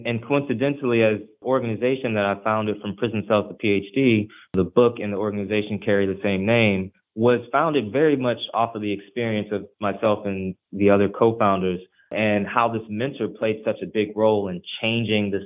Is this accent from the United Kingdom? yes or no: no; Ferguson, Missouri, United States; first language Haitian Creole; English is a second language; I'm originally from the Ferguson, Missouri area